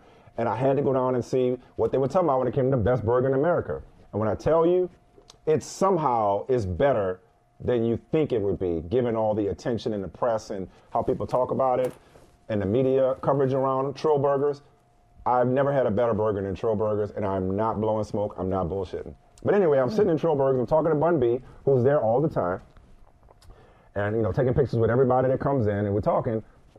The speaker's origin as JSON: {"language": "English", "town": "New Orleans", "region": "Louisiana", "country": "United States", "tie": "born or raised there", "said": "growing up in New Orleans, Houston's a sister city. You know, I got family in Houston. You know, my dad's side of the family is from Beaumont."}